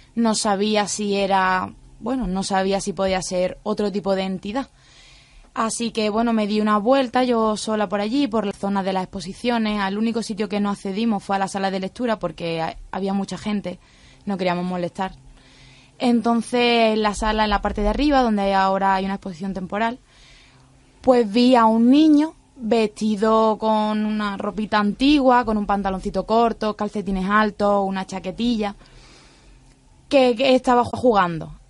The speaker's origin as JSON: {"language": "Spanish", "area": "a village in Granada", "region": "Andalusia", "country": "Spain", "said": "no soy de Málaga, soy de un pueblo de Granada"}